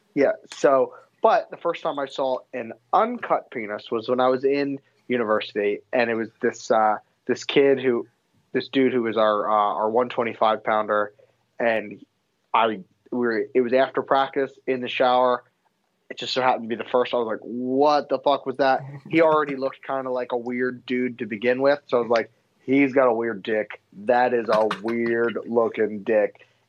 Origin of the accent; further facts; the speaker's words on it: United States; I'm so happy that I'm Jewish. I'm so happy that I'm American.